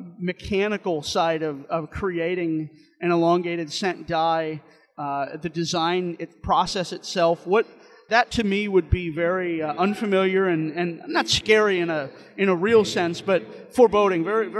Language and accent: English; St. Louis, Missouri, United States; I'm from St. Louis. I went to the St. Louis Zoo over Christmas